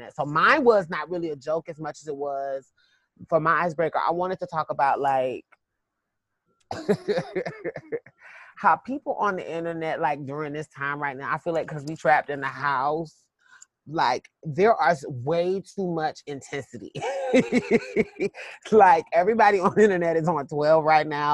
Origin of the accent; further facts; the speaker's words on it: South Carolina, United States; now in Atlanta, United States; I'm from South Carolina. And so, you know, people are really kind of color struck there, as we say.